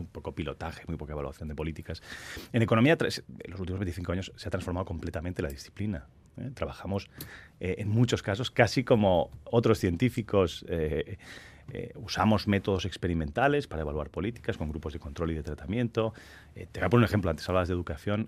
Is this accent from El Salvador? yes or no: no; Catalonia, Spain; yo soy catalán